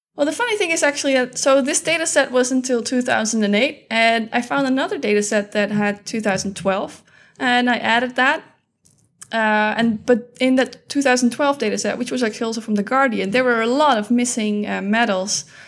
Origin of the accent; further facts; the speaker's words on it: Netherlands; I am from the Netherlands